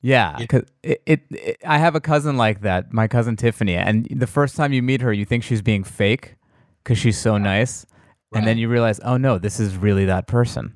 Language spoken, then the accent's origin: English; New York, United States; now in Los Angeles, United States; I'm from New York, so I, with my New York friends